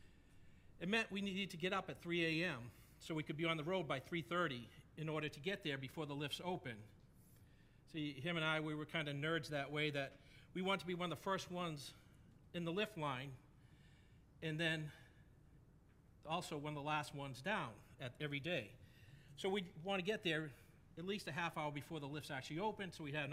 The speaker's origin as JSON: {"language": "English", "area": "New England", "region": "New Hampshire", "country": "United States", "tie": "born or raised there", "said": "I grew up in New England. And when I was in high school, I know it's a bit of a shock. My accent doesn't give it away at all. But when I was in high school, I actually lived in New Hampshire"}